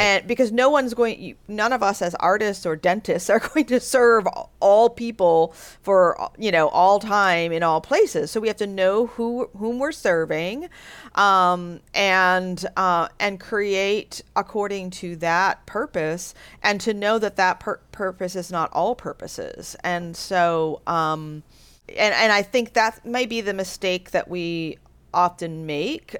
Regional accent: United States; I'm an American

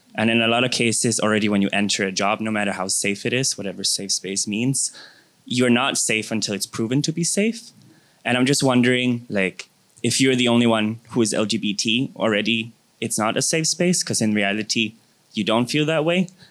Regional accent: Denmark; moved away as an adult; now in United States; I'm from Denmark, but I study in the US.

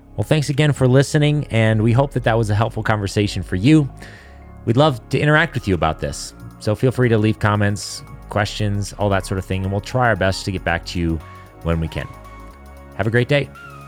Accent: United States; as an Amer, as an American

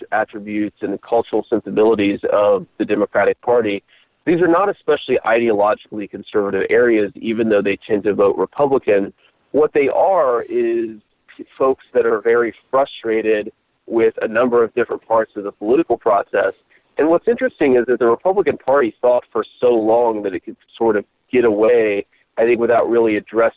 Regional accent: Middletown, Ohio, United States; moved away as an adult; growing up in Middletown

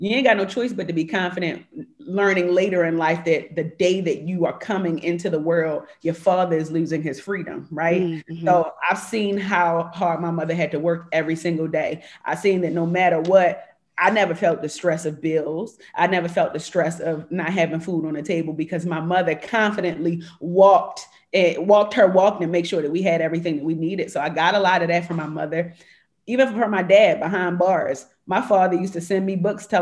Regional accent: Jamaica; I'm Jamaican

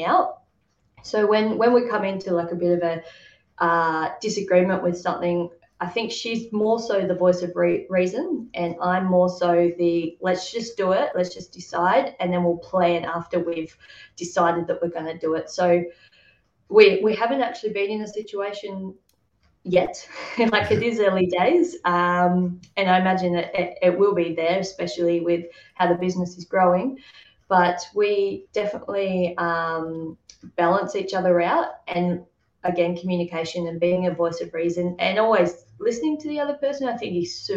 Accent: Tasmania, Australia; I grew up in Tasmania, Australia

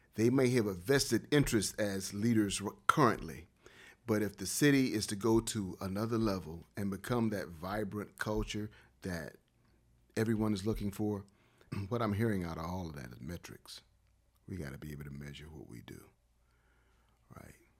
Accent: Wilmington, North Carolina, United States; moved away as an adult; also born or lived in Los Angeles / Durham / Columbus, Ohio; growing up in Wilmington and playing basketball at Dade Street Center

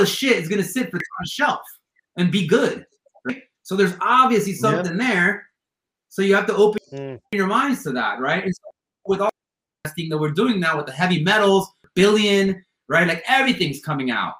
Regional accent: Miami, Florida, United States; moved away as an adult; now in California, United States; I grew up in Miami

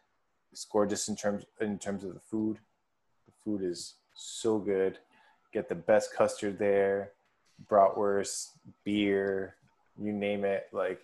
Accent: Milwaukee, Wisconsin, United States; moved away; also born or lived in Miami; I'm going to Wisconsin tomorrow, which is where I'm from. I was born in Milwaukee. Most people that meet me have like no idea that that's even a possibility. I'm not Midwestern.

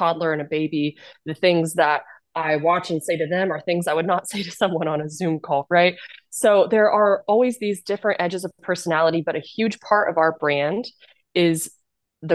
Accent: Kansas, United States; moved away as an adult; I'm originally from Kansas

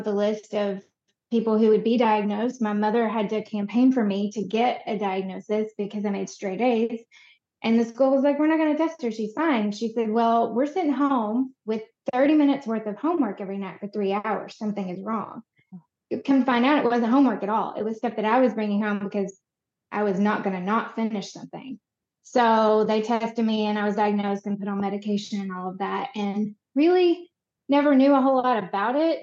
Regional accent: Conway, Arkansas, United States; moved away as an adult; also born or lived in Chicago; I was born in Conway, Arkansas, and raised here for most of my life

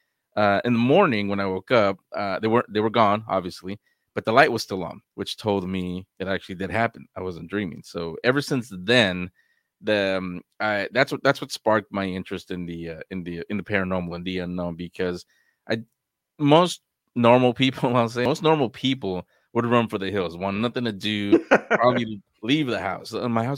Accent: San Francisco, California, United States; It's when I was 4 years old. I grew up in San Francisco, and the home that I didn't find out till after that, after this experience I'm about to tell you.

